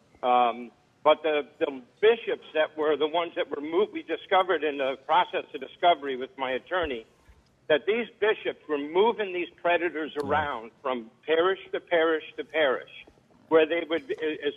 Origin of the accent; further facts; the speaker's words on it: Rhode Island, United States; I grew up in Rhode Island.